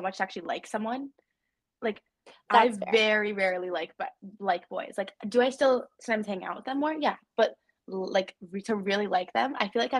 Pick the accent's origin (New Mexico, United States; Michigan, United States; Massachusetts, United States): New Mexico, United States; moved away; I'm from New Mexico